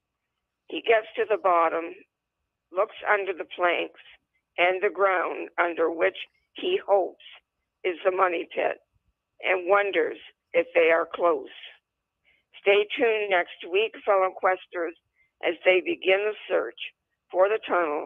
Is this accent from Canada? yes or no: yes; Canada; I am Canadian.